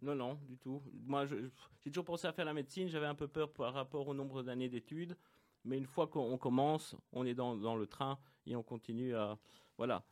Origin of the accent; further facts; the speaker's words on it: Tournai, Wallonia, Belgium; moved away; also born or lived in Mons; je suis belge à l'origine